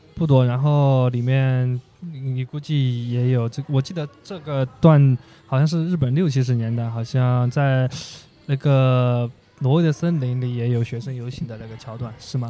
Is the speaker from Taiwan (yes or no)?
no; Sichuan, China; now in Hangzhou, China; 我们在的那个四川的十八线小县城